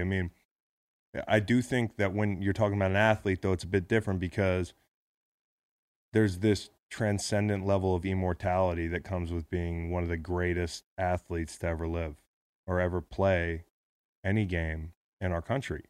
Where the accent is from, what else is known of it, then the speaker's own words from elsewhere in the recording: United States; being an American